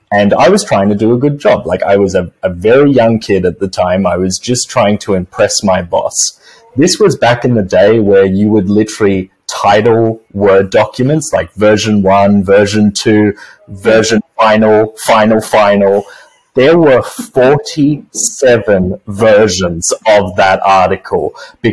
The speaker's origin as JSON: {"language": "English", "country": "Australia", "moved": "as an adult", "lives_now": "United States", "said": "in Australia, my home country"}